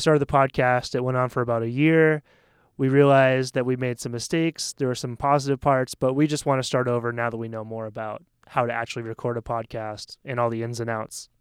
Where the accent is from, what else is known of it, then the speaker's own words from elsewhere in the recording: Maine, United States; moved away as an adult; also born or lived in South Korea; now in Taiwan; I'm from Maine, which is right on the Canadian border